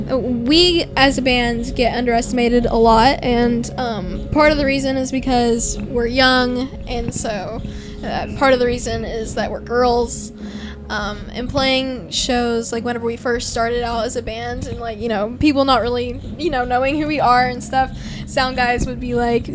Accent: Texas, United States

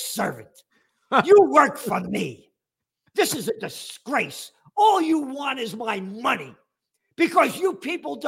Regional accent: New York City, New York, United States; I'm a Napolitano born in the Bronx

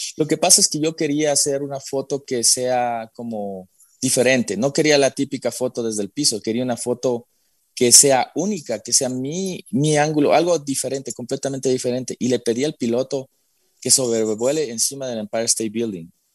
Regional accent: Quito, Pichincha, Ecuador; moved away; soy nacido en Quito, eh, vengo de una familia bastante tradicionalista

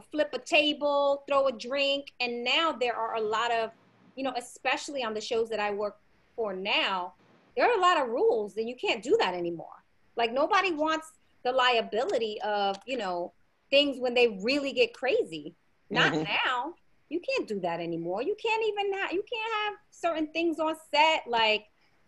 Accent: New York City, New York, United States; I grew up in the Bronx.

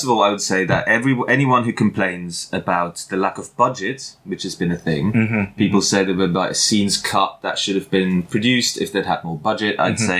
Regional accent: Bronx, New York, United States; Hey, hey, guys. It's my way, I'm from the Bronx, you know.

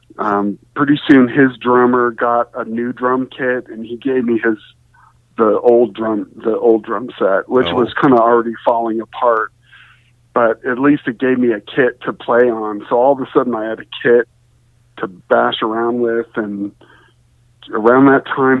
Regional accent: Santa Monica, California, United States; also born or lived in Mar Vista, Los Angeles; I grew up in Santa Monica, and then by high school, my family moved to Mar Vista

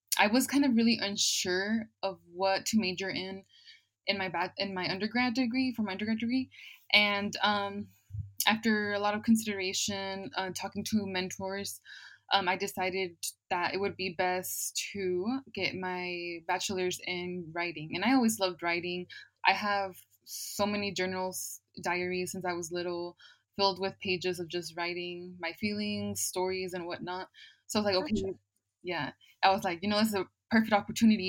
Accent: Oklahoma City, Oklahoma, United States; also born or lived in Chicago, Illinois; I moved to the south side of Oklahoma City when I was only 6 years old. So I kind of grew up here in Oklahoma City

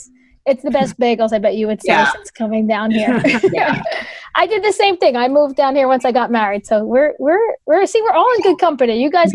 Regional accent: New Jersey, United States; I grew up in North Jersey

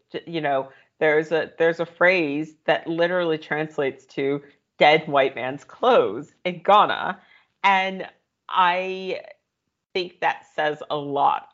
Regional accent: United States; as an American

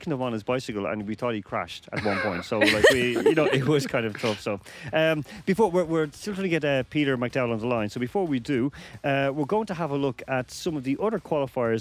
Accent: Ireland; in Ireland I'm from a mixed marriage because my father is from one county, one region, my mother's from another

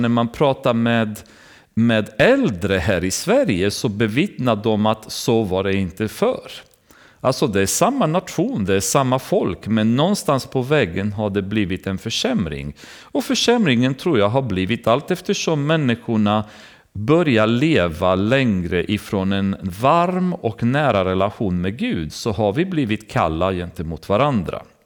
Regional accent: Romania; now in Sweden; när man kommer från Rumänien, där jag kommer ifrån

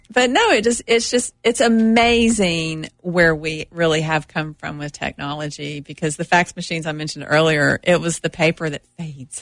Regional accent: Oak Ridge, Tennessee, United States; I'm originally from Oak Ridge, born and raised

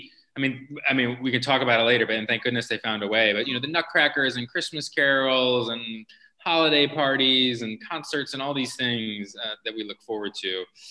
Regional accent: Indianapolis, Indiana, United States; also born or lived in New York; now in St. Louis, United States; I'm originally from Indianapolis

